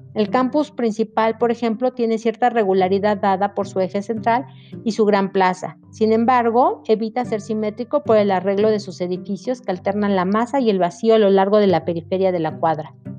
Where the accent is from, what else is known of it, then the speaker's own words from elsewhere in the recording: Mexico; nosotros como mexicanos